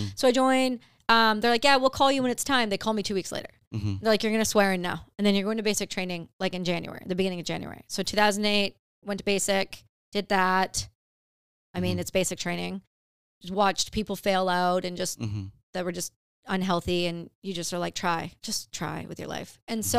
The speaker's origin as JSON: {"language": "English", "region": "Ontario", "country": "Canada", "tie": "born or raised there", "said": "I grew up in Canada in Ontario. Really, really small town."}